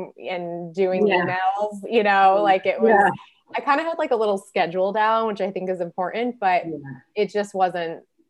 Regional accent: Boston, Massachusetts, United States; moved away as an adult; also born or lived in Spain; now in Miami, United States; I'm originally from Boston. I moved to Miami just three years ago.

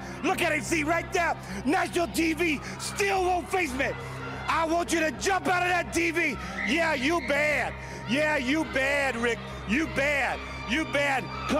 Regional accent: Austin, Texas, United States; I'm the son of a plumber. I was raised in Austin, Texas, and I never had anything unless I fought for it

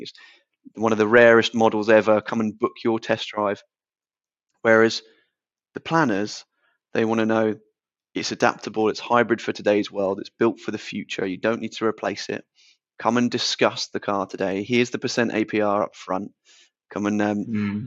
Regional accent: Portsmouth, South East England, United Kingdom; So we're both 25, both born and bred in Portsmouth

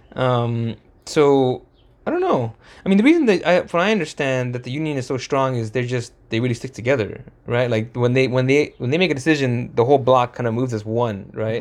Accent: Santa Fe Springs, California, United States; we grew up in Santa Fe Springs, spent a lot of our time here

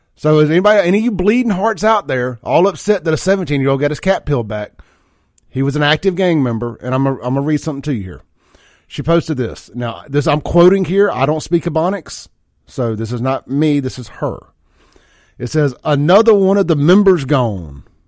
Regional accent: Byram, Mississippi, United States; I grew up in South Jackson Byram, uh, Lake Ridgely out there in Byram when I was a kid

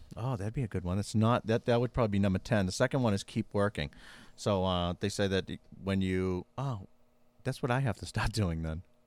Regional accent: Massachusetts, United States; I was from Boston

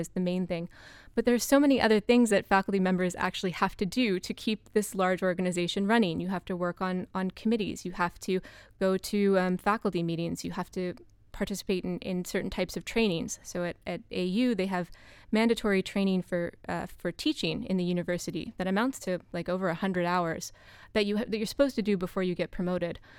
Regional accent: United States; as an American

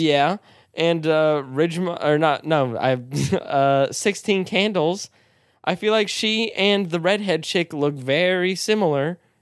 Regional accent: United States; as an American

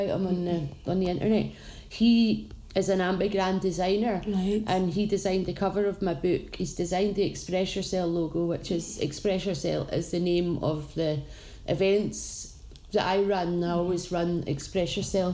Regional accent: Tain, Scotland, United Kingdom; moved away as an adult; now in Glasgow, United Kingdom; I'm from Tain in the Highlands. I moved to Glasgow when I was 19 and I've been living here ever since.

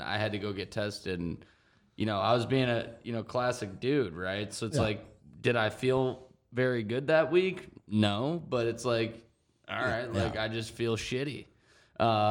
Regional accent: Chicago, Illinois, United States; I'm from Chicago. Me and Track, we grew up together

